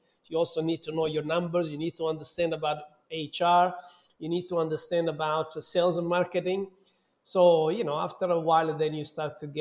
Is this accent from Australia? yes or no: no; Southern Italy, Italy; moved away as an adult; also born or lived in London, United Kingdom / Dubai, United Arab Emirates; now in Mexico; my hometown, which is a touristic hotspot in the south of Italy.